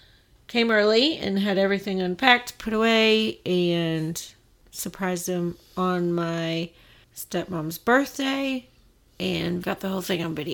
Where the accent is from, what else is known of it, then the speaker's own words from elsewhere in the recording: Georgia, United States; now in Tampa, United States; We're just from Georgia.